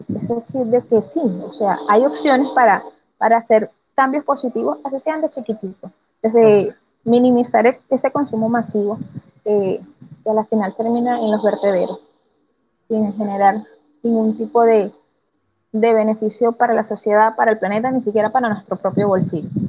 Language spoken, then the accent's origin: Spanish; Venezuela; moved away; mi país